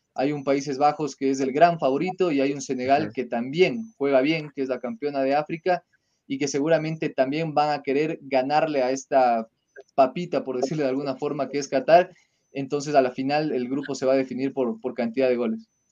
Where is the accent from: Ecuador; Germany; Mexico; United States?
Ecuador; de poder decir que somos ecuatorianos